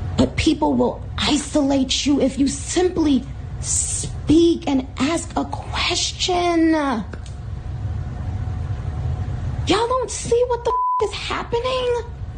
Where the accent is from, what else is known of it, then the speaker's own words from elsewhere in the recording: Trinidad & Tobago; moved away; I was born in Trinidad.